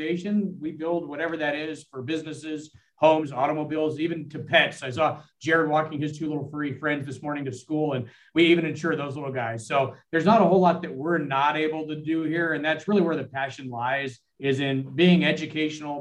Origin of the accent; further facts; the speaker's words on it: Southern California, United States; Born and raised in Southern California